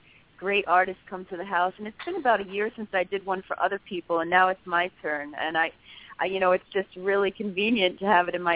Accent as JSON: {"language": "English", "region": "New York", "country": "United States", "said": "I'm from New York"}